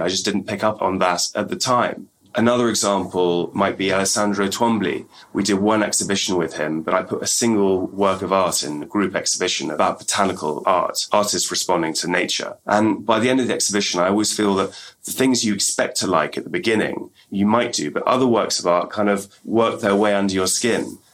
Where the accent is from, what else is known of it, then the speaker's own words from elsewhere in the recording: England, United Kingdom; when I was growing up in England